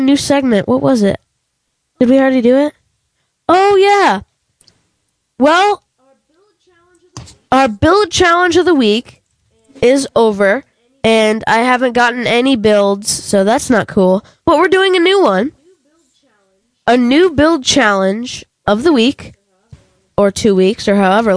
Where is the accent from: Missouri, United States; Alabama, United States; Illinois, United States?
Missouri, United States; St. Louis; now in Georgia, United States; I am from St. Louis. I don't live in St. Louis, but I am from St. Louis.